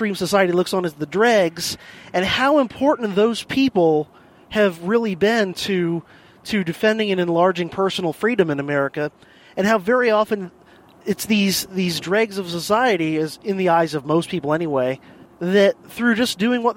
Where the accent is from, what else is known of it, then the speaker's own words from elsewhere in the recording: United States; as an American, as someone who lives inside of the American tax farm